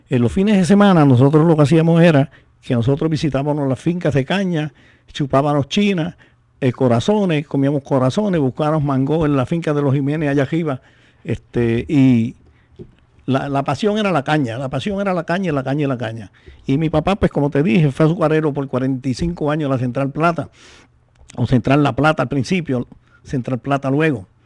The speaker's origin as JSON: {"language": "Spanish", "country": "Puerto Rico", "lives_now": "New York, United States", "said": "Y aún aquellos puertorriqueños este, como yo que vivo en, Nueva York y los que viven en otros estados, somos íbaros puertorriqueños todos."}